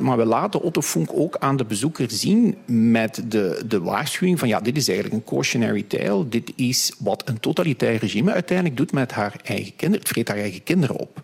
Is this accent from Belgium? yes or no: yes; Hasselt, Flanders, Belgium; moved away as an adult; also born or lived in United States / Switzerland / Australia; ik ben zelf van Hasselt